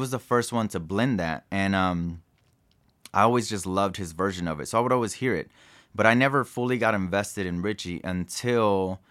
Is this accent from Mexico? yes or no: yes; Mexico; And just growing up in Mexico, like my uncles or like my godmother's dad, like they were part of like trios and mariachi.